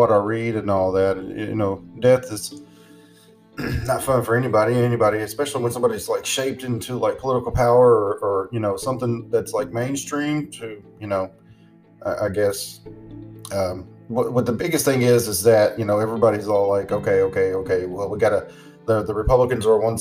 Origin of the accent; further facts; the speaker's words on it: the South, United States; I'm from the South.